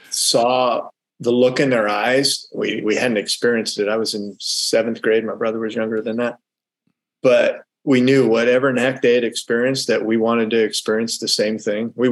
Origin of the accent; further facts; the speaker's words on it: California, United States; Yeah, so we grew up primarily in the Bay Area. We moved around a lot. My dad was in the Air Force.